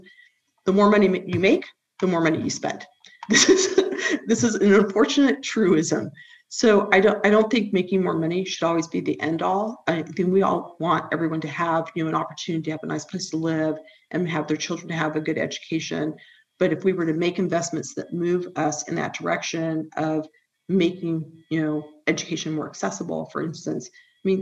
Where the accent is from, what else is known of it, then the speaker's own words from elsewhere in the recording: Huntington Beach, California, United States; I grew up in Huntington Beach